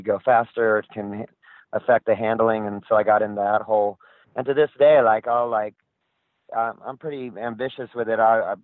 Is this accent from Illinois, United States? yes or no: no; Southern California, United States; I grew up in Southern California, and when I was a kid, it was surfing and skateboarding